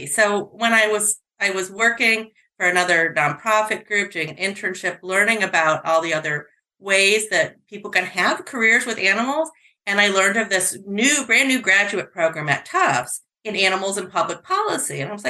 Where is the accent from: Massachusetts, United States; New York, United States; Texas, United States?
New York, United States; I'm from New York State